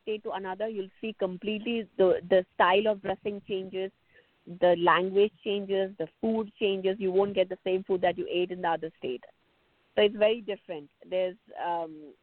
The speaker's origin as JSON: {"language": "English", "region": "South India", "country": "India", "said": "I come from South India"}